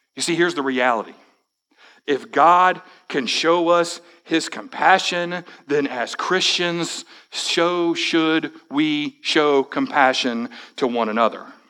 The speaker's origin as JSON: {"language": "English", "country": "United States"}